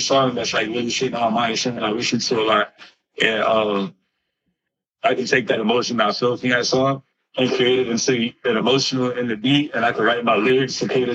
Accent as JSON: {"language": "English", "town": "Los Angeles", "region": "California", "country": "United States", "tie": "born or raised there", "also_born_or_lived": "Missouri", "said": "I was actually born in Watts. So the Los Angeles area"}